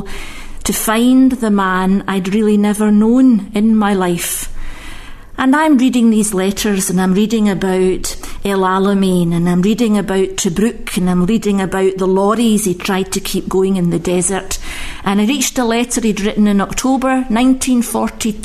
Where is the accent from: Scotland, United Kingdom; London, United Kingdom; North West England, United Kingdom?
Scotland, United Kingdom; Glasgow; Growing up with my mum, Nan, the south side of Glasgow